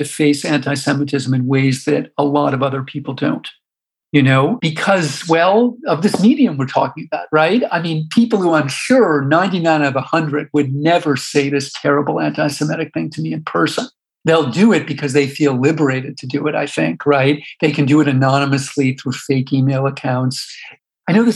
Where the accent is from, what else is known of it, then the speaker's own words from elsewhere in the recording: United States; also born or lived in New York / Washington; I grew up in New York and Washington